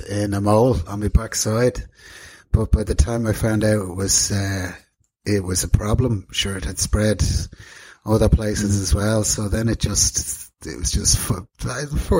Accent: Dublin, Leinster, Ireland; moved away as an adult; also born or lived in London / Greece; I'm from Dublin, the north side of Dublin originally. Well, County Dublin as it used to be known, Fingal now. Grew up there

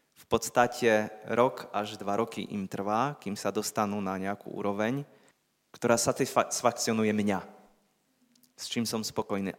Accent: Poland; Slovak is a second language; moved away as an adult; now in Slovakia; som Poliak, ja aj on

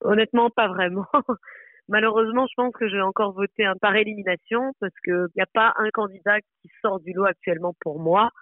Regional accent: France; moved away as an adult; now in Brussels, Belgium; je suis française, euh, j'habite à Bruxelles, je suis médecin

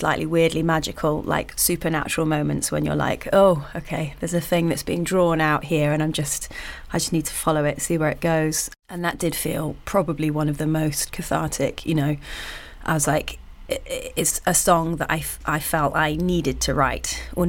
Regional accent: United Kingdom; we're all British and quite polite and awkward, you know.

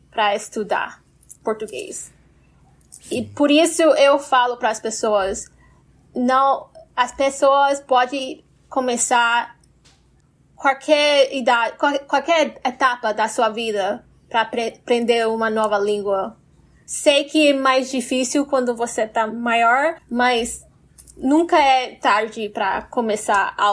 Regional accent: Brazil; sou brasileira?

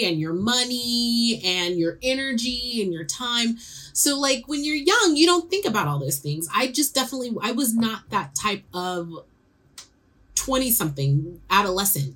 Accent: San Francisco, California, United States; I'm growing up in San Francisco

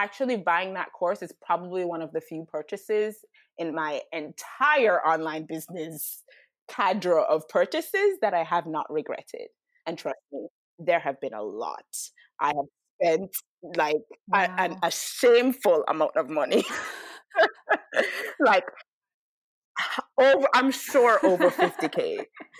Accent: Jamaica; also born or lived in United States; I'm Jamaican

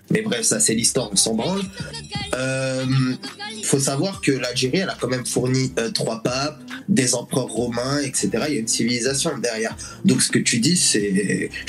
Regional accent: France; qui sont français, euh, tout comme moi d'ailleurs, puisqu'on est français.

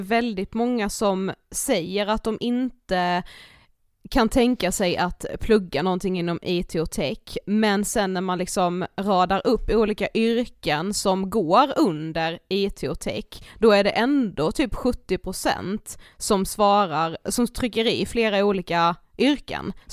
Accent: Karlshamn, Blekinge, Sweden; moved away; i Karlshamn mm. som vi kommer ifrån

